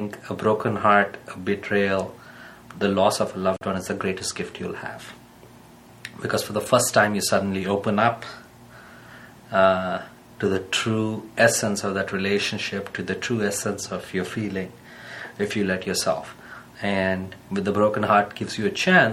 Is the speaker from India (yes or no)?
yes; India; being Indian